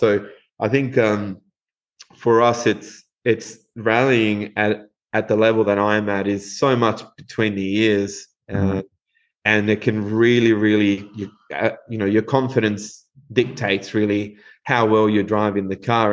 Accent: Uruguay; moved away as an adult; now in Western Australia, Australia; grown up in Uruguay, uh, we we grew up watching rallying in Uruguay

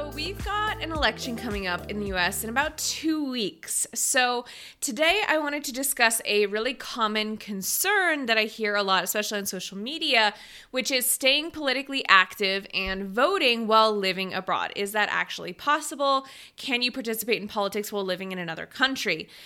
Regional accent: just outside Seattle, Washington, United States; moved away as an adult; also born or lived in China; I am from Washington State. I grew up just outside Seattle

